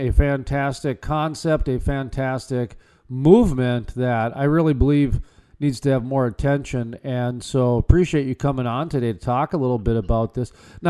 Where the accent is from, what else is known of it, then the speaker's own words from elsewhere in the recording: North Dakota, United States; growing up in North Dakota and being in the Bakken